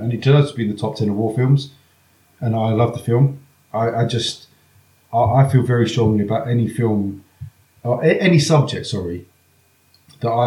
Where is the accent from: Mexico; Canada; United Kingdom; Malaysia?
United Kingdom; England; I'm fucking Irish, English